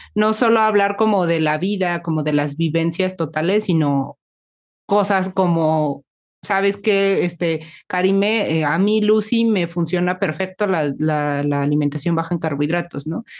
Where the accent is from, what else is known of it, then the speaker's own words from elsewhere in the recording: Mexico City, Mexico; las dos somos mexicanas y somos como de la Ciudad de México